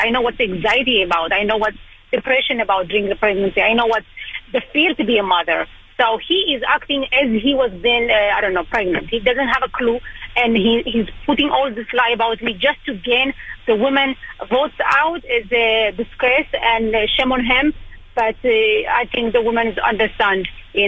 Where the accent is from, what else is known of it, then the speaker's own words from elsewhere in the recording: Israel; moved away as an adult; also born or lived in Ethiopia; now in Long Island, United States; I was born in Ethiopia in 1991. It was a civil war when Israel and United States decided to bring me and another 14,500 Ethiopian Jews to Israel. Went to school there